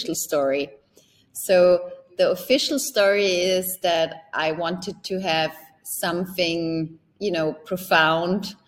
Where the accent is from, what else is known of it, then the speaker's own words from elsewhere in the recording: Upper Austria, Austria; moved away as an adult; also born or lived in Germany / Switzerland; it all started with a private channel in Upper Austria, in my hometown